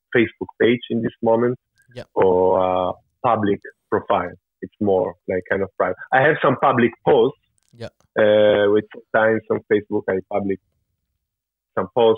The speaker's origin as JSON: {"language": "English", "country": "Italy", "tie": "born or raised there", "said": "my father is from Switzerland, even though I grew up in Italy and my mother is from Italy"}